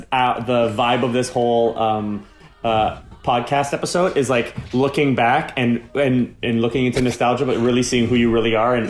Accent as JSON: {"language": "English", "town": "Toronto", "region": "Ontario", "country": "Canada", "tie": "born or raised there", "also_born_or_lived": "North York", "said": "I grew up in Scarborough, but I went to school in North York for high school and stuff."}